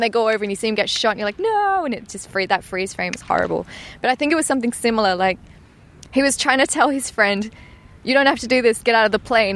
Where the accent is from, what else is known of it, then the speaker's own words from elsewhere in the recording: Perth, Western Australia, Australia; also born or lived in Grays, Essex, England; it is a bit funny to come back to Perth, like the place I grew up